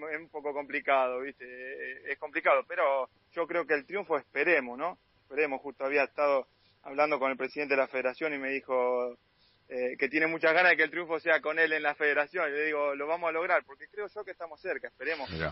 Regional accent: Guerrico, Buenos Aires Province, Argentina; moved away as an adult; also born or lived in Rosario; yo soy de un pueblo de 800 habitantes, de donde es Fernando Pacini, de Guerrero

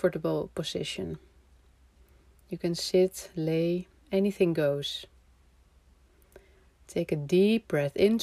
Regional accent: Amsterdam, North Holland, Netherlands; moved away; I'm from Amsterdam, the Netherlands

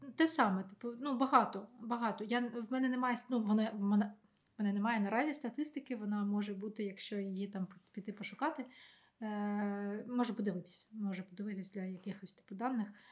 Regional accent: Ukraine; moved away; я з України

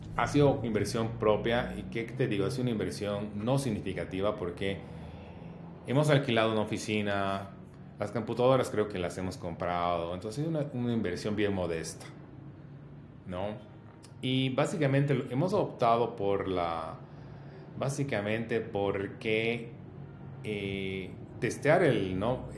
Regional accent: Bolivia; como bolivianos

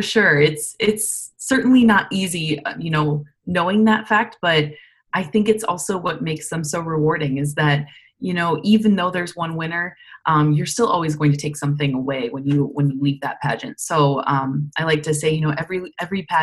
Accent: DeWitt, Iowa, United States; moved away as an adult; also born or lived in Alabama; I am originally from DeWitt, Iowa, so a small town over in Eastern Iowa.

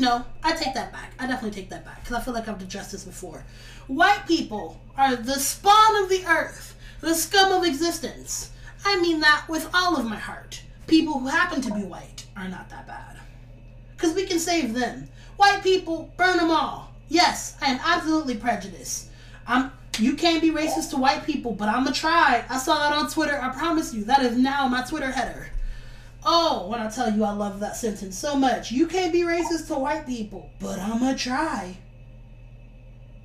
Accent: Los Angeles, California, United States; I'm from Watts, California

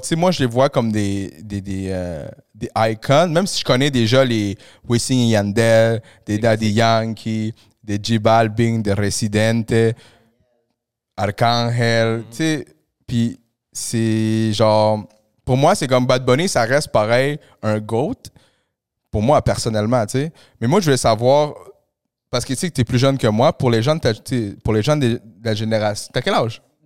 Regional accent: Montreal, Quebec, Canada; also born or lived in Peru; je suis arrivé ici quand j'avais 8 ans, tu sais, au Canada. Puis j'ai grandi à Pointe-aux-Trembles

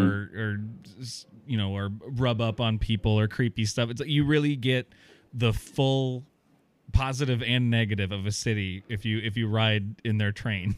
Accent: Iowa, United States; I've moved back to my hometown area in, in Iowa

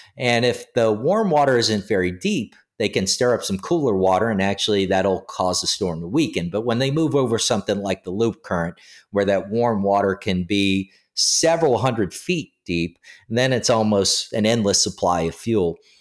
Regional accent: New Orleans, Louisiana, United States; also born or lived in Metairie; now in Baton Rouge, United States; growing up in the New Orleans area

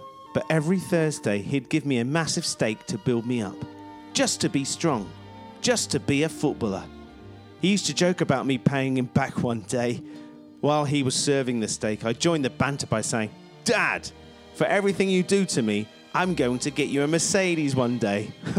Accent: Hawarden, Wales, United Kingdom; I've lived in North Wales all my life, but I'm English by birth and by blood

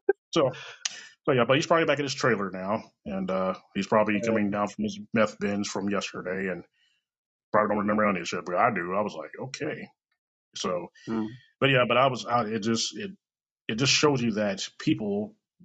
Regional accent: Kansas City, Missouri, United States; I was born and raised in Kansas City.

